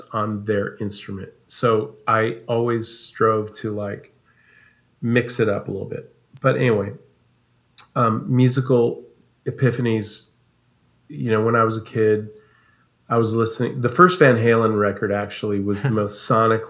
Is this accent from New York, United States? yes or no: no; Omaha, Nebraska, United States; also born or lived in Dallas; now in Los Angeles, United States; I grew up in Nebraska, in Omaha.